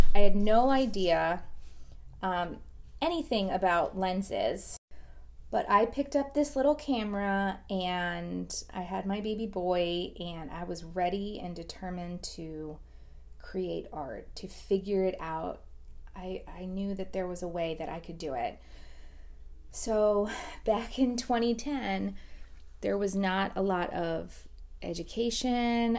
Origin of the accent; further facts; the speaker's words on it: South Florida, United States; I, um, was born and raised in South Florida. I still live in South Florida